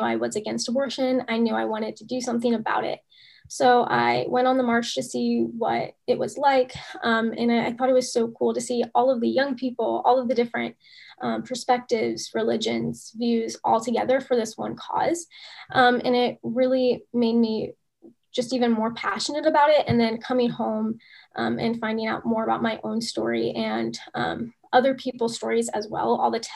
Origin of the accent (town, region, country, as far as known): United States; born or raised there; also born or lived in Russia